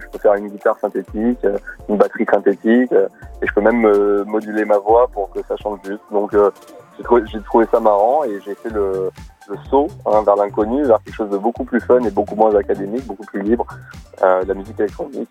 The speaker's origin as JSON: {"language": "French", "town": "Nice", "region": "Provence-Alpes-Côte d'Azur", "country": "France", "tie": "born or raised there", "said": "je suis né à Nice"}